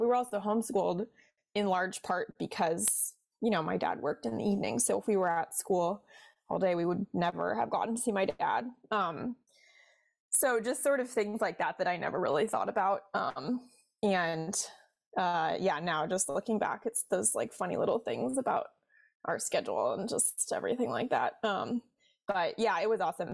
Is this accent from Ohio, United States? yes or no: yes; Cincinnati, Ohio, United States; now in Washington, D.C., United States; I'm from Cincinnati, like I mentioned originally, so I'm a Midwest girl at heart